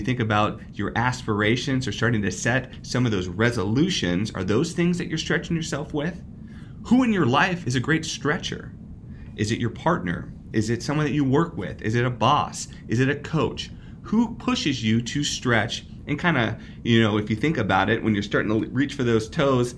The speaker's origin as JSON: {"language": "English", "region": "West Coast", "country": "United States", "also_born_or_lived": "Midwest / Italy", "moved": "as an adult", "said": "I was from the West Coast and I had a great opportunity to move to the Midwest"}